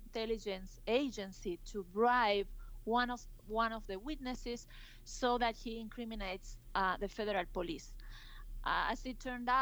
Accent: Salta, Argentina; I was in Salta, my hometown

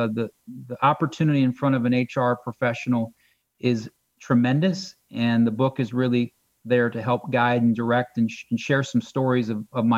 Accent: Akron, Ohio, United States; I'm from Northeast Ohio. I'm an Akron guy.

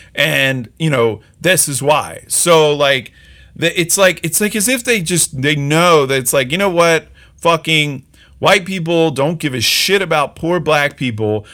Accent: just outside of Philadelphia, Pennsylvania, United States; I grew up just outside of Philly

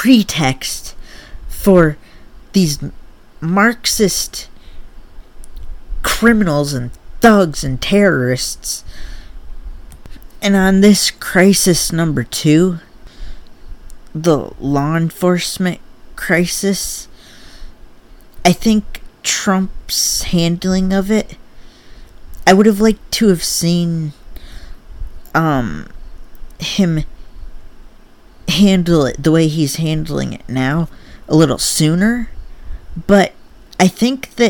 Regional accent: Michigan, United States; I'm from Michigan

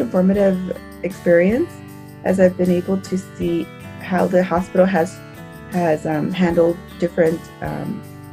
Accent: Los Angeles, California, United States; I'm originally from Los Angeles, so I've been quarantined back home in Los Angeles

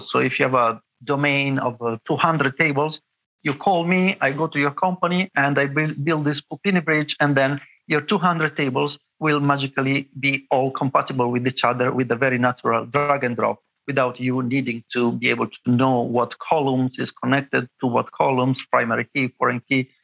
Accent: Bologna, Emilia-Romagna, Italy; I studied at the University of Bologna, my hometown

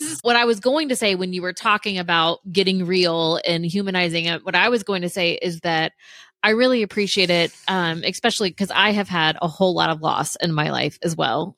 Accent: Central Florida, United States; also born or lived in Gainesville, Florida; I'm from Central Florida, like right in between Tampa and Orlando. So I was born and raised there

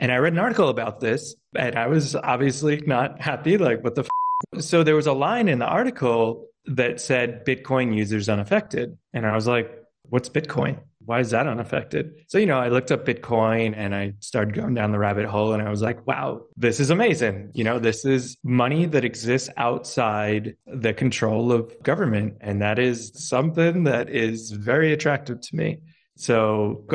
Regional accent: New York, United States; moved away as an adult; now in El Salvador; I'm originally from New York

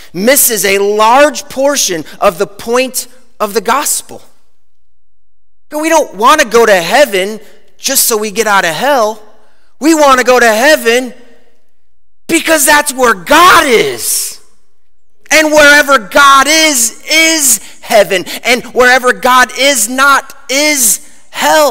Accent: Chicago, Illinois, United States; I grew up in Chicago

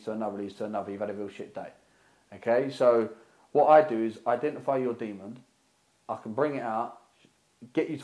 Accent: United Kingdom; born or raised there

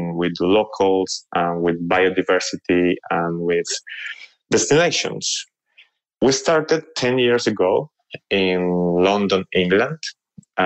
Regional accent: Colombia; moved away as an adult; also born or lived in Paris, France; I grew up in Colombia, actually. When I was 18 years old, I moved to Europe to study.

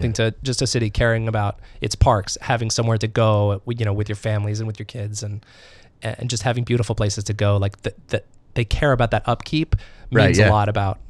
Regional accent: Northern California, United States; moved away as an adult; also born or lived in New York; now in Minneapolis, United States; I was born in Northern California, yes.

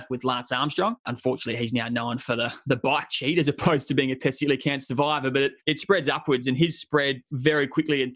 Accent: Adelaide, South Australia, Australia; moved away as an adult; my hometown of Adelaide

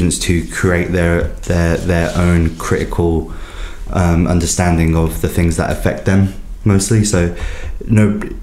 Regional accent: Birmingham, West Midlands, United Kingdom; I'm a Brummie through and through, and it's a great opportunity to do this in my city

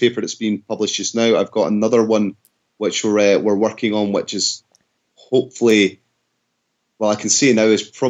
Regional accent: Scotland, United Kingdom; I'm Scottish

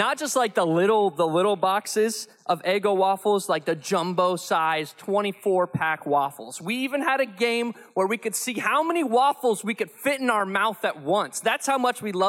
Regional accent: Cincinnati, Ohio, United States; moved away; I grew up in Cincinnati

